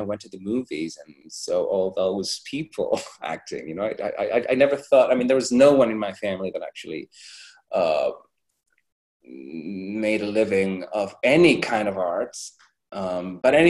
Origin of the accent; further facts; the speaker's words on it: Madrid, Community of Madrid, Spain; English is a second language; also born or lived in New York City; I was born and raised in Madrid